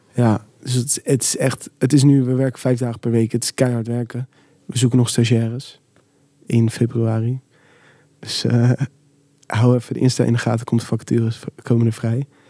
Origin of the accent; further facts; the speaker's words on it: Rotterdam, South Holland, Netherlands; ik kom uit Rotterdam.